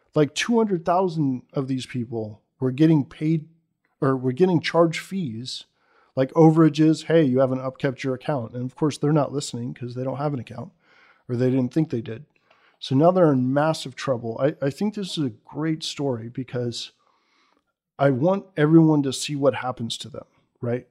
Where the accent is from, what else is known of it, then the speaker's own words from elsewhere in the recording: Bay Area, California, United States; I grew up in the Bay Area, in, if, in fact, right across the Dumbarton from where Sun was